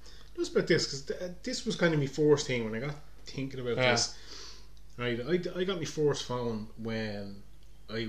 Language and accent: English; Balbriggan, Leinster, Ireland; growing up in Balbriggan